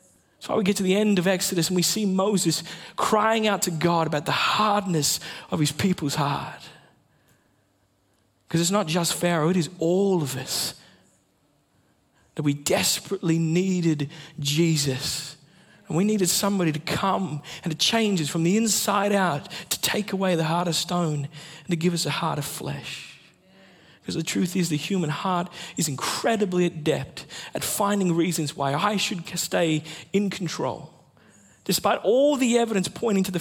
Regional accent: Sunshine Coast, Queensland, Australia; moved away; also born or lived in Western Australia; I grew up on the Sunshine Coast, but I lived in WA for about 7 years.

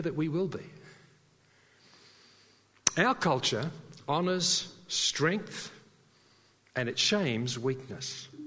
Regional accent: Sydney, New South Wales, Australia; moved away; I came from Sydney

